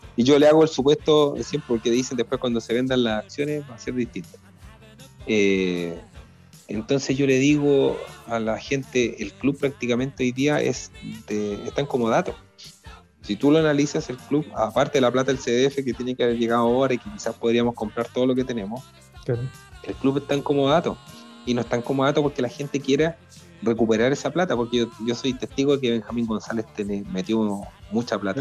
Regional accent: Linares, Maule, Chile; also born or lived in Talca; now in Curicó, Chile; soy de Linares también que esa es la otra cuestión, pues. me formé en Linares, vi a mi papá, vi a mi, en el Depo, vi a mi papá jugar en Linares

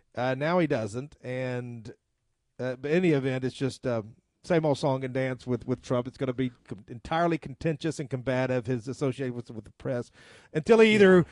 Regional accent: the South, United States; I'm a Southerner

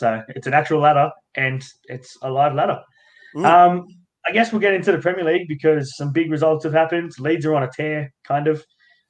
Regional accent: Macarthur, New South Wales, Australia; I don't care if we're both from that area.

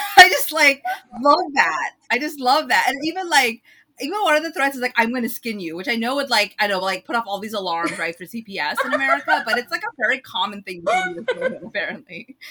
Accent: United States; growing up in the United States

